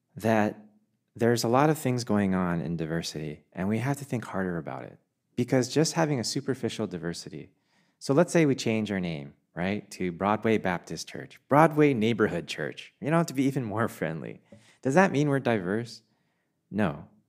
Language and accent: English; Canada; moved away; also born or lived in England; I have never felt more Canadian than I have when I lived in a foreign country